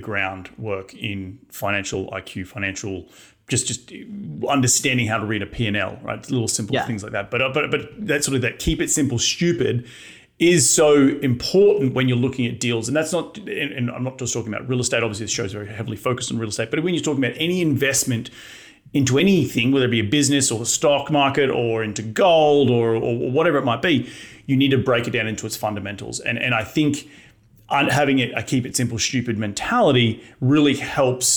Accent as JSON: {"language": "English", "country": "Australia", "tie": "born or raised there", "moved": "yes", "lives_now": "United States", "said": "me growing up in Australia or here in the United States"}